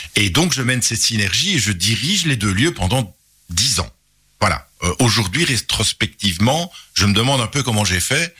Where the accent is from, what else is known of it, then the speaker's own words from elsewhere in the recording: Charleroi, Wallonia, Belgium; un pur Carolo. J'ai passé toute mon enfance à Marcinelle